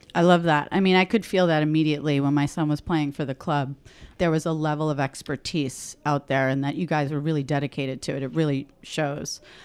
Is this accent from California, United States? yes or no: no; New York City, New York, United States; I'm Italian from Queens